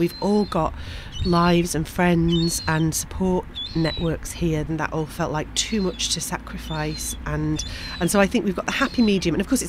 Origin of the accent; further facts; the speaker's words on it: Manchester, North West England, United Kingdom; moved away as an adult; also born or lived in Liverpool / London; now in Brighton, United Kingdom; I grew up in Manchester, in a northern suburb of Manchester called Prestwich, which was great. And I lived in Manchester for most of my life, apart from going to Liverpool University for 3 years, which wasn't that far.